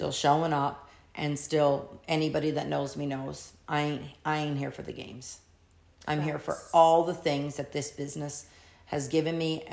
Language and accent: English; Canada; I'm Canadian